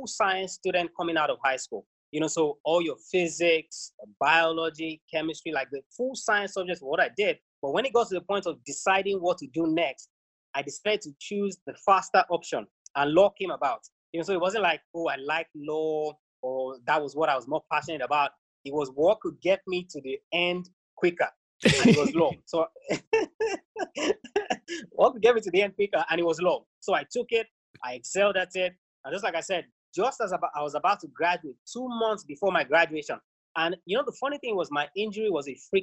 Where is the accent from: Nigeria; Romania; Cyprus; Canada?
Nigeria